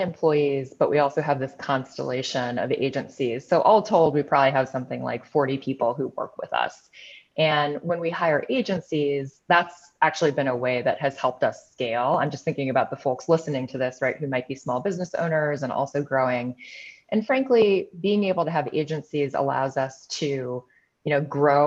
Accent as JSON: {"language": "English", "town": "Chicago", "region": "Illinois", "country": "United States", "tie": "born or raised there", "said": "here in Chicago, which is my hometown"}